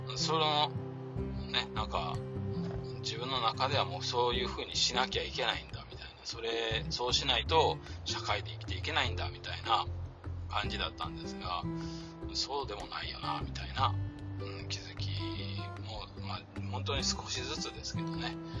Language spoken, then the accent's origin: Japanese; Kyoto, Japan; 京都生まれ京都育ちなので